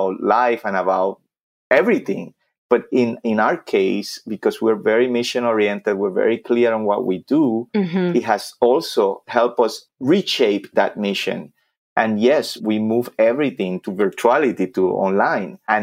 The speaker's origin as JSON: {"language": "English", "town": "Vega Baja", "country": "Puerto Rico", "tie": "born or raised there", "second_language": "English", "moved": "as an adult", "said": "When I was in third grade back in my homeland, Vega Baja, Puerto Rico, my hometown"}